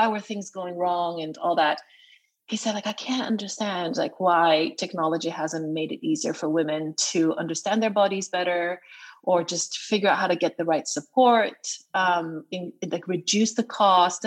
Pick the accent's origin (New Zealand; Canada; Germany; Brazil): Brazil; moved away as an adult; also born or lived in United States; now in London, United Kingdom; I come from a Chinese family, but I was born and raised in Brazil